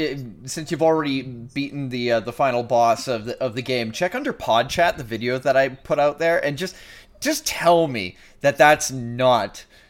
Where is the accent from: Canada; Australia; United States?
Canada; I'm a Canadian.